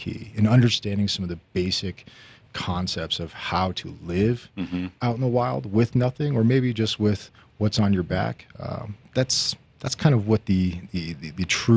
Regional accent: Highlands Ranch, Colorado, United States; I grew up in Highlands Ranch, not too far from here, but when Highlands Ranch was about, you know, 50 homes.

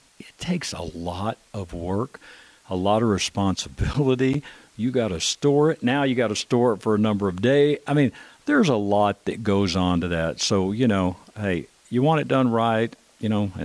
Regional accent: Texas, United States; now in Colorado, United States; I grew up in Texas.

